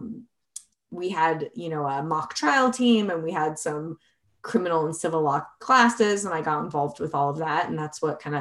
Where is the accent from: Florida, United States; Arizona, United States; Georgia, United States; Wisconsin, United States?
Arizona, United States; now in Colorado, United States; I'm originally from Arizona